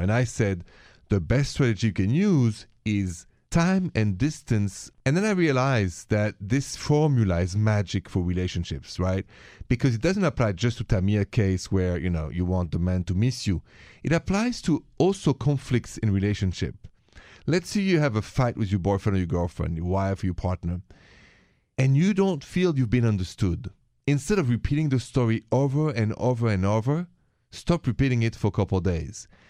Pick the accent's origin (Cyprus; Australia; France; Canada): France; Paris, Île-de-France; accent: French; moved away; I'm from Paris